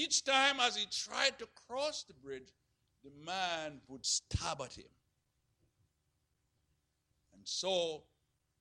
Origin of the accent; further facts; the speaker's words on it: Jamaica; growing up in Jamaica